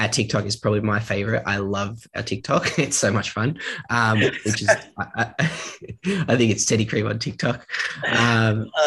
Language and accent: English; Australia; we're from Australia